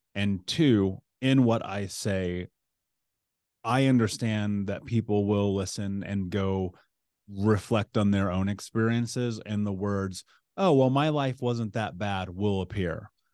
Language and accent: English; Indianapolis, Indiana, United States; I grew up in Indianapolis